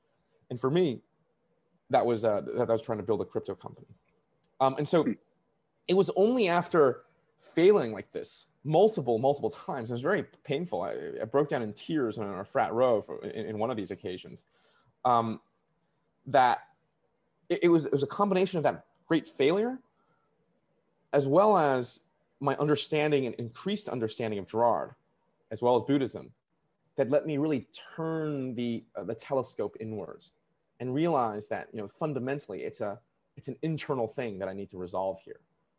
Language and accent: English; Canada; the only thing that prevented me was me not having a visa, because I'm a Canadian.